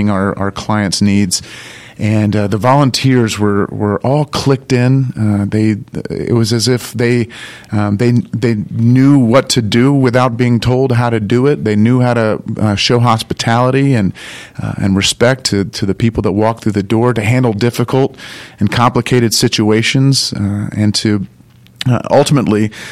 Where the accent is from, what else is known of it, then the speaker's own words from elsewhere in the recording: St. Simons Island, Georgia, United States; also born or lived in New Jersey; now in Atlanta, United States; I grew up on St. Simon's Island